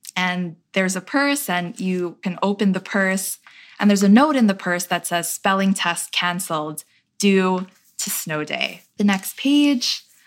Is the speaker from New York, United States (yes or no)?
yes; New York City, New York, United States; my experience growing up in Queens